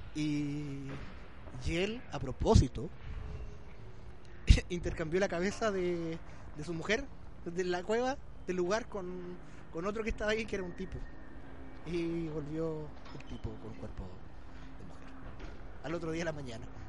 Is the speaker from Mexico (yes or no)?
no; Chile; somos chilenos